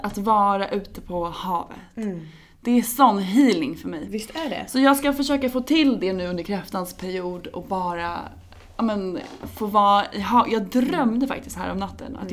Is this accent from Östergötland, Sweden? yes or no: yes; Norrköping, Östergötland, Sweden; moved away; i Norrköping där jag är ifrån